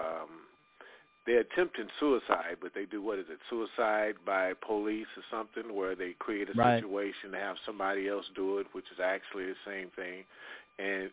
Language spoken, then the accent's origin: English; Texas, United States; I come from Texas, too, where I grew up shooting BB guns and 22s